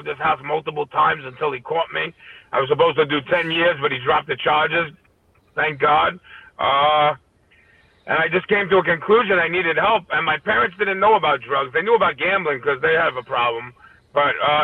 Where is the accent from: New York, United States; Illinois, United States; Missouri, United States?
New York, United States; New York City; also born or lived in Staten Island; I grew up in Brooklyn. Then I moved to Staten Island